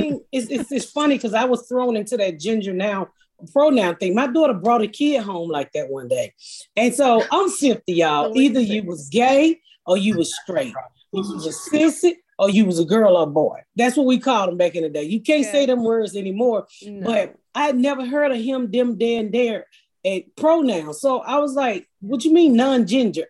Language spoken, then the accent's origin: English; Atlanta, Georgia, United States; I grew up in, I'm from Atlanta, so I grew up here in the inner city of Atlanta